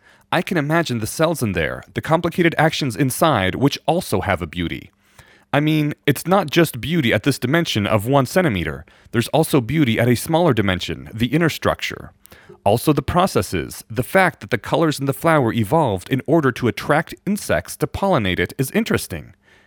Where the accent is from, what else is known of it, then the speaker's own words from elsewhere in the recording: Poland; born there; And in my defense, I'm Eastern European. I was born in Poland and my parents taught me how to read Polish and they still look Russian.